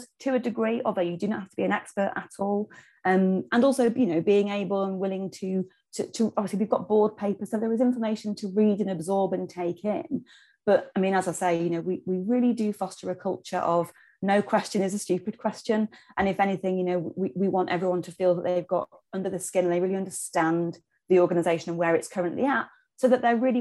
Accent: Knaresborough, Yorkshire and the Humber, United Kingdom; moved away as an adult; I'm from Knaresborough originally, and that's where I live now, having spent some time away

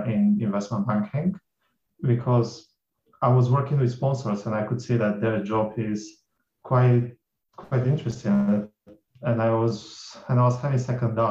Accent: Bulgaria; moved away; I grew up in Bulgaria, that's very Eastern Europe

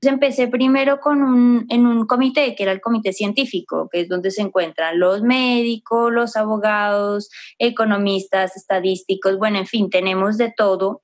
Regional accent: Pasto, Nariño, Colombia; also born or lived in near Frankfurt, Germany; now in Germany; soy pastusa de pura cepa

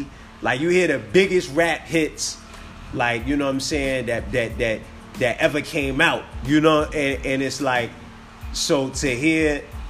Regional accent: New Jersey, United States; I'm from Jersey City now.

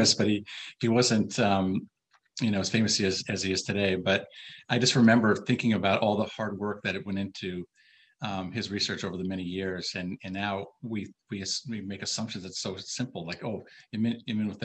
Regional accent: Minnesota, United States; I'm from Minnesota.

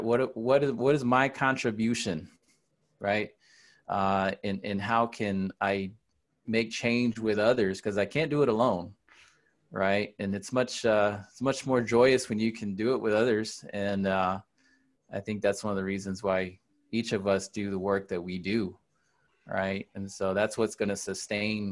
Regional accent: Dallas, Texas, United States; moved away as an adult; now in San Antonio, United States; I'm from Dallas. I've lived here for 20 years

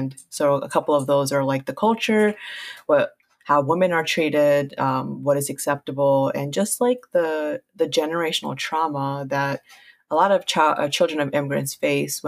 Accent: United States; first language Punjabi; also born or lived in Queens, New York / Baltimore, Maryland; I literally grew up in like Queens, Flushing, and then Baltimore

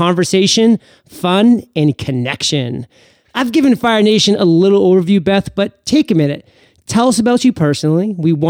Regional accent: Maine, United States; Oh my God, you know I'm from Maine, don't you?

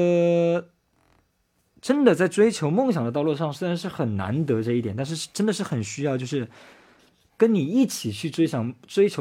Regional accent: Japan; Chinese is a second language; Hello，

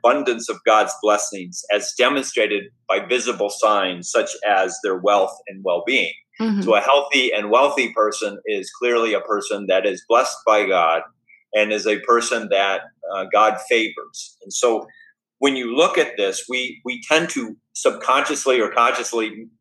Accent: United States; who we are as Americans

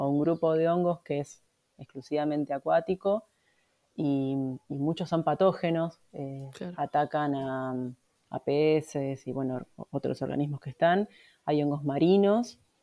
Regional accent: Buenos Aires, Argentina; moved away; Viviendo en Capital Federal tenés poco acceso, pues yo de chiquita vivía en Capital

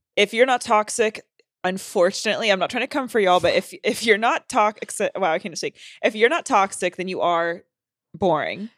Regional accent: North Carolina, United States; moved away; I'm from North Carolina

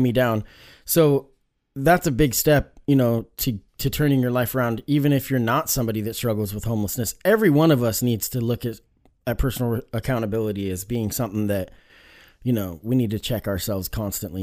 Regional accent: Springfield, Oregon, United States; growing up in the Springfield area, Springfield, Eugene, Springfield's got such a bad reputation when it comes to meth

